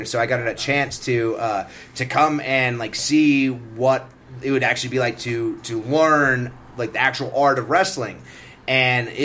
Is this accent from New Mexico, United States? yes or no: yes; Carlsbad, New Mexico, United States; in Carlsbad, where I grew up, I'm from Carlsbad, New Mexico